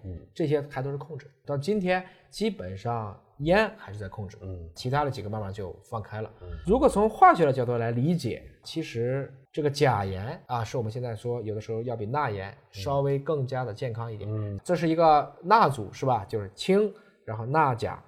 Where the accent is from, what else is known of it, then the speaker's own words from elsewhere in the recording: Yantai, Shandong, China; 我老家山东烟台